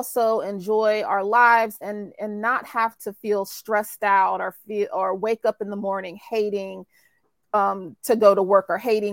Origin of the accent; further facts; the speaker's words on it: North Carolina, United States; So I'm from North Carolina, good old North Carolina.